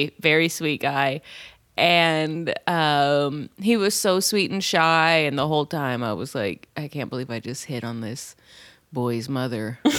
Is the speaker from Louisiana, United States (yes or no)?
no; San Jose, California, United States; I'm from San Jose.